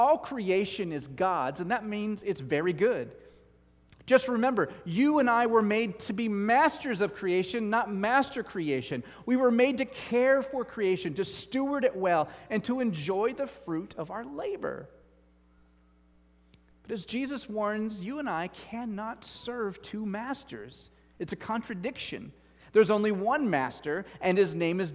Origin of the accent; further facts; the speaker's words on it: United States; I'm an American